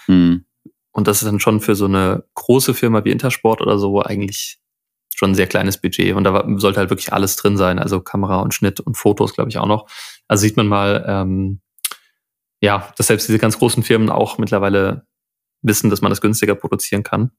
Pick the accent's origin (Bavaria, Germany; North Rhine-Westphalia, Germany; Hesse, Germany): Hesse, Germany; Friedberg; aus der Stadt, aus der ich komme, aus Friedberg, Nähe von Frankfurt